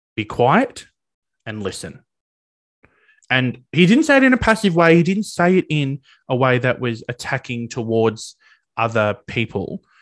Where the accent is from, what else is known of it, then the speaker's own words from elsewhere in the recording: regional Victoria, Australia; I'm not from Melbourne originally, I'm from regional Victoria